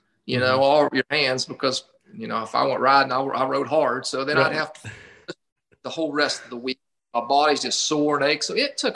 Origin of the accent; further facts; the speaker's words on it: West Virginia, United States; growing up in West Virginia.